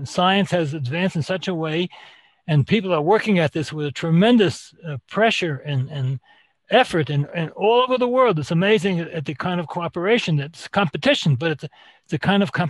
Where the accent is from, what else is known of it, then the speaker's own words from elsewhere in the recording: New York City, New York, United States; moved away as an adult; now in Israel; I grew up in New York City, more or less. Went to medical school in downstate New York, trained in medicine, internal medicine, endocrinology